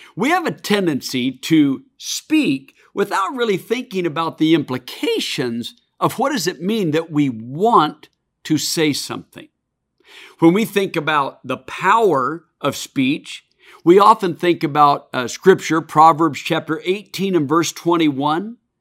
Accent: Oregon, United States; my home state of Oregon

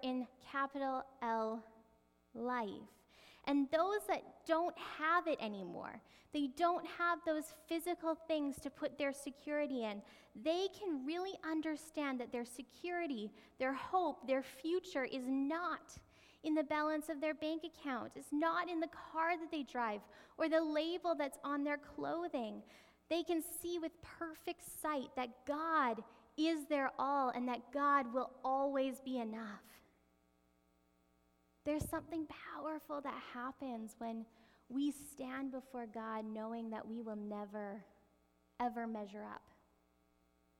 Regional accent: Canada; even though we're Canadian

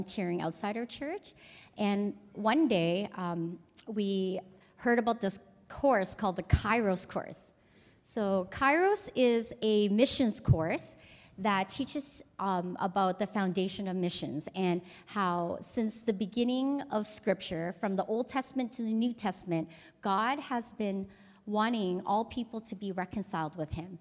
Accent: Edmonton, Alberta, Canada; moved away as an adult; now in Cambodia; I was born in Edmonton and grew up in a Vietnamese church there.

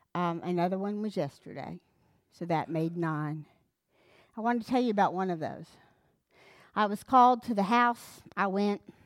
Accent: Wolfe City, Texas, United States; I grew up in North Hunt County, in Wolf City.

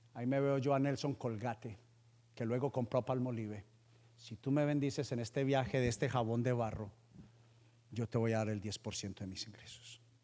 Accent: Paisa, Antioquia, Colombia; yo soy vendedor y soy paisa

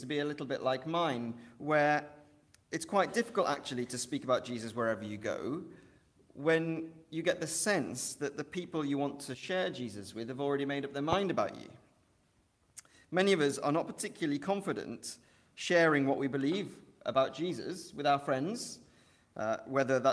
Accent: Welsh, Wales, United Kingdom; now in Liverpool, United Kingdom; I'm Welsh.

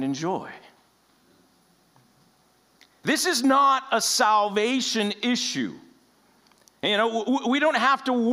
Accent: United States; We as American Christians

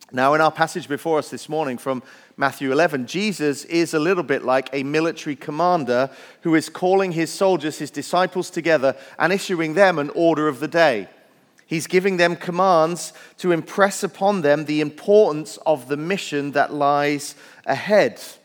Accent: Wales, United Kingdom; moved away; I grew up in Wales where there are more sheep than people

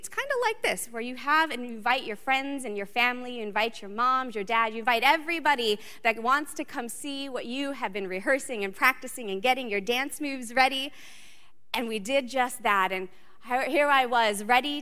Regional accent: Southern California, United States; moved away; I grew up in Southern California

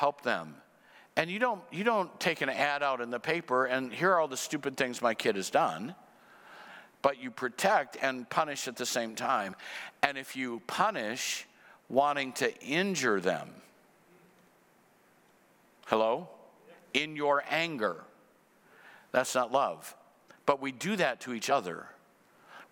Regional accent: Cedar Rapids, Iowa, United States; moved away as an adult; my hometown, Cedar Rapids

